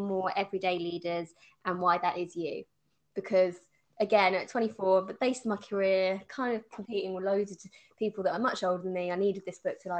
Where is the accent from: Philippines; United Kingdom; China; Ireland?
United Kingdom; I mean, being very British, I don't like talking about my achievements.